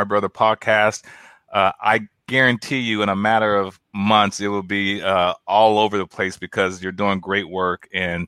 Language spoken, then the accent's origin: English; Omaha, Nebraska, United States; moved away as an adult; now in Houston, United States; we grew up in an area where, predominantly most of the African Americans of the state of Nebraska lived in North Omaha